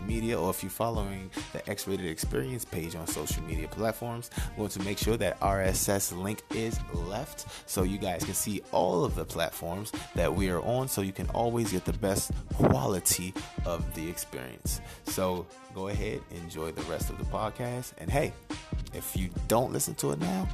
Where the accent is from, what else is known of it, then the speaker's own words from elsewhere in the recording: Washington, District of Columbia, United States; moved away; I'm imported. I'm from Washington, D.C., the DMV, the home of Mambo Sauce and Go-Go.